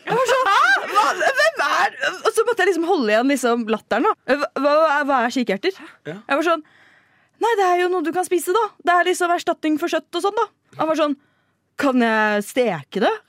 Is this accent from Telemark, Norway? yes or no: no; Horten, Vestfold, Norway; Vokst opp bølver i Hortens kanter!